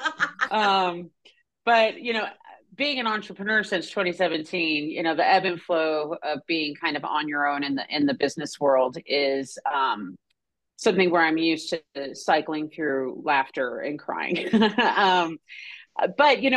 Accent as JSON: {"language": "English", "region": "New Mexico", "country": "United States", "tie": "born or raised there", "said": "growing up in New Mexico"}